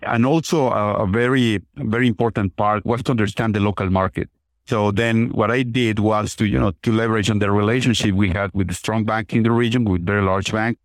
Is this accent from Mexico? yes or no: yes; Mexico City, Mexico; moved away; I'm originally from Mexico, from Mexico City, very large city